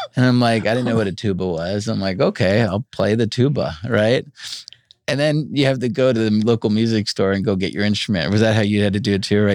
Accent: Long Island, New York, United States; I grew up in New York, Long Island

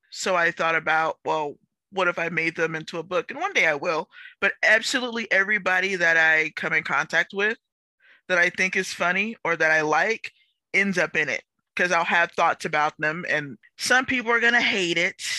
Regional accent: Texas, United States; I'm from Texas

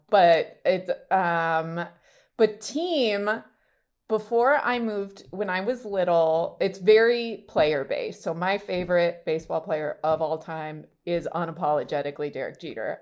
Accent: Rancho Cucamonga, California, United States; moved away; also born or lived in New York; I grew up in Rancho Cucamonga, California

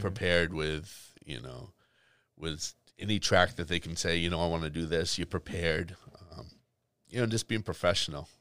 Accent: Boston, Massachusetts, United States; growing up in Boston

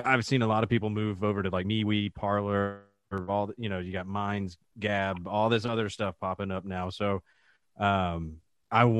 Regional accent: Georgia, United States; Born and raised in Georgia, still live in the Atlanta metro area

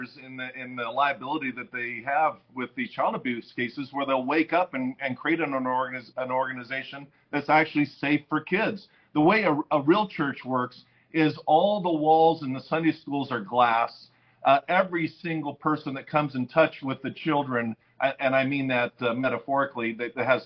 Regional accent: California, United States; I'm from California and it is a wacky state

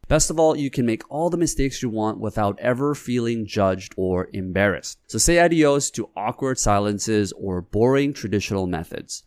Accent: South Korea; now in Canada; my dad, we grew up in Korea

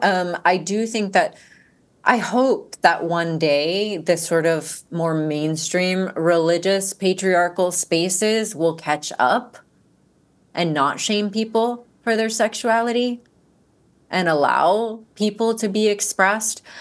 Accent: Georgia, United States; growing up in Georgia

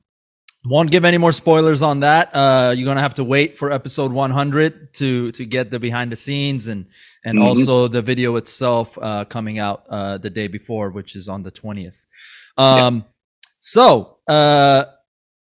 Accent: Maryland, United States; I grew up in Maryland, a little bit north of you

